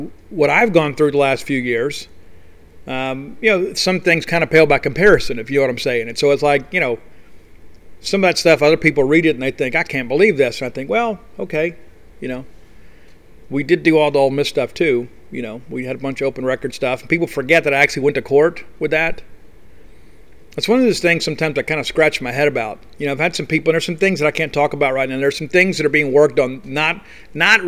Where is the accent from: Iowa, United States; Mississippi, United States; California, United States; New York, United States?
Mississippi, United States; South; I was raised in South Mississippi.